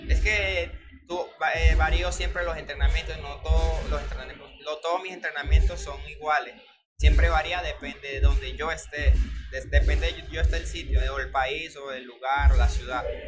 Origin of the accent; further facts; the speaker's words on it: Valencia, Carabobo, Venezuela; moved away as an adult; also born or lived in Barranquilla, Colombia; yo nací en Colombia y en la ciudad de Barranquilla y me, y me crié en Venezuela desde los cuatro años y duré hasta toda mi vida en Venezuela